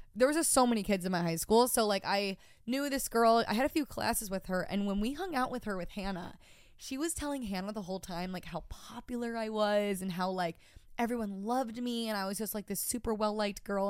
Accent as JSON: {"language": "English", "town": "Rochester", "region": "New York", "country": "United States", "tie": "born or raised there", "moved": "as an adult", "lives_now": "New York City, United States", "said": "my hometown was just so fucking classic. I'm from Rochester, New York"}